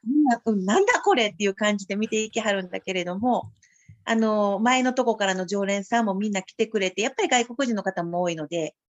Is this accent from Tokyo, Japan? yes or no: no; Osaka, Japan; 大阪生まれ、大阪育ち、今里育ち。